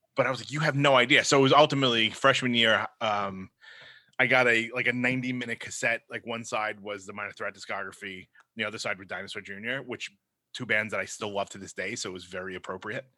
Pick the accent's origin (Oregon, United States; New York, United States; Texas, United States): New York, United States; New York City; accent: Brooklyn; my Brooklyn accent